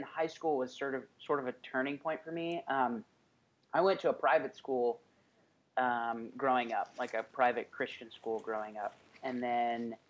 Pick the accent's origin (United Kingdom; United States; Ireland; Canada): United States; Columbus, Georgia; moved away as an adult; also born or lived in New Zealand; now in Atlanta, United States; I'm from Columbus, Georgia, which is about an hour, maybe an hour and a half, 2 hours south